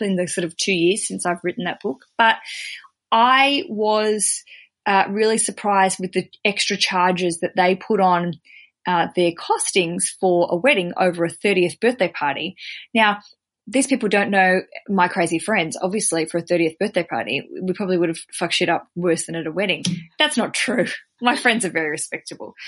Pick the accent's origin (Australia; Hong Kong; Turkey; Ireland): Australia; as an Aussie